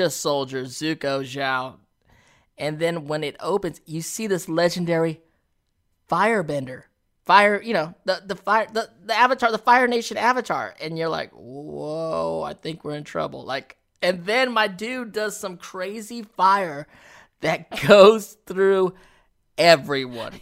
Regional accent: United States; us as American actors

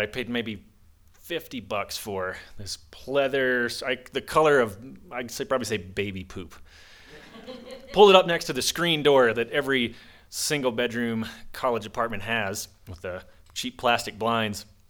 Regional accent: the South, United States; now in Monticello, Utah, United States; I grew up in the South

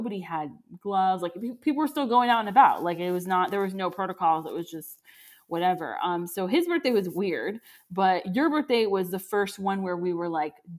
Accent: Florida, United States; moved away; I'm from Florida

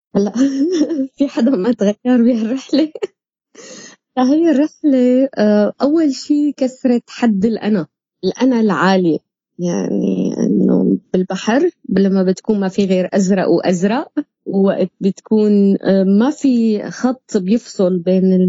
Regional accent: Syria; moved away; نحن كسوريين

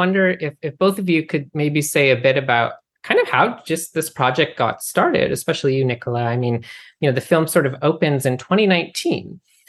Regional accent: Pacific Northwest, United States; also born or lived in Canada; I grew up in the Pacific Northwest.

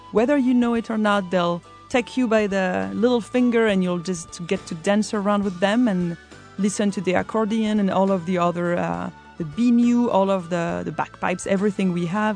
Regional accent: central Brittany, France; where I come from, in the center of Brittany, we have a different word.

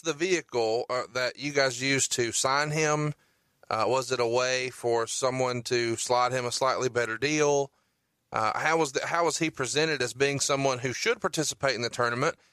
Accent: Huntsville, Alabama, United States; I'm from Huntsville, Alabama

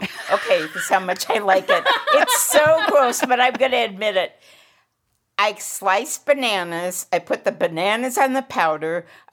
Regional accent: Seattle, Washington, United States; I'm from Seattle

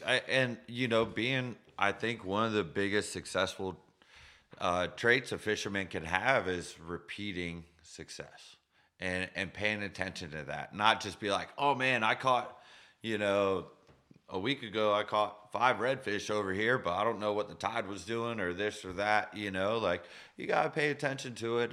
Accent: Sarasota, Florida, United States; I was born in Sarasota

